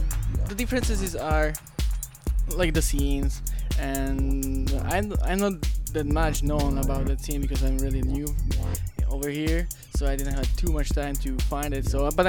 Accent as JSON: {"language": "English", "country": "Slovakia", "second_language": "English", "moved": "yes", "lives_now": "Pittsburgh, United States", "said": "I'm from Slovakia."}